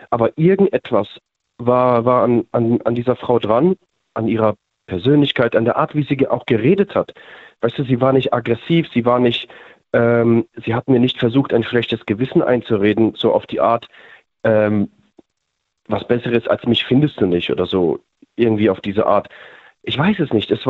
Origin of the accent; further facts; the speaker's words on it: Mannheim, Baden-Württemberg, Germany; Wir sind, wir sind aus Mannheim, ja.